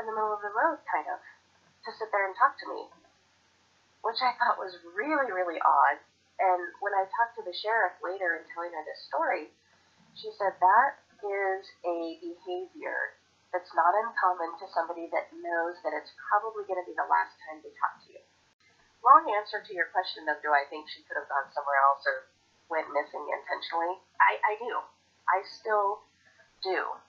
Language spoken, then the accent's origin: English; Portland, Oregon, United States; I grew up in Portland, Oregon.